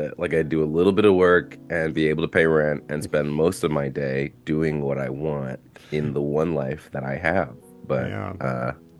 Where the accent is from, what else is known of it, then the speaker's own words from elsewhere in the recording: New York City, New York, United States; I'm from Brooklyn. I'm from Bushwick specifically, like actually from Bushwick.